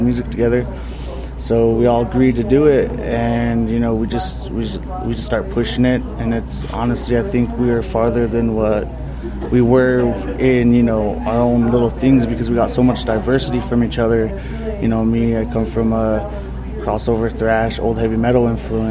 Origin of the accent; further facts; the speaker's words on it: Pine Ridge, South Dakota, United States; we're from Pine Ridge, and there's not really a huge thing going in Pine Ridge